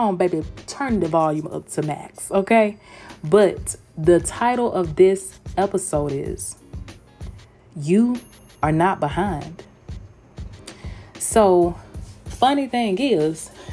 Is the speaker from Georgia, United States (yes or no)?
yes; Georgia, United States; accent: Southern; now in Tampa, United States; I'm from Georgia, baby. I live in Tampa, Florida, but girl, honey, your girl is from Georgia